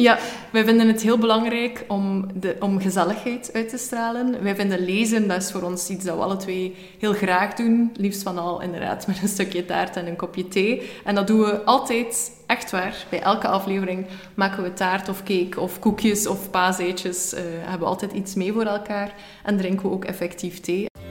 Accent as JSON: {"language": "Dutch", "region": "West Flanders", "country": "Belgium", "moved": "as an adult", "lives_now": "Ghent, Belgium", "said": "als West-Vlaming in Gent"}